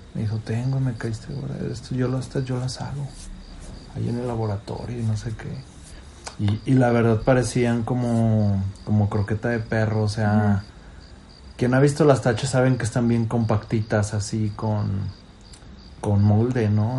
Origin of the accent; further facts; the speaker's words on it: León, Guanajuato, Mexico; De León. Y me decían el León.